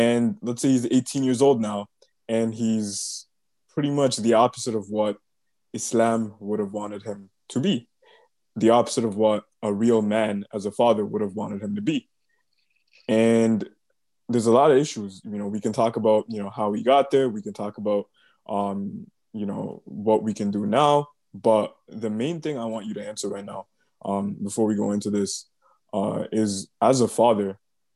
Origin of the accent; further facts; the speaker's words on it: Toronto, Ontario, Canada; also born or lived in Mississauga; now in Waterloo, Canada; I grew up in Toronto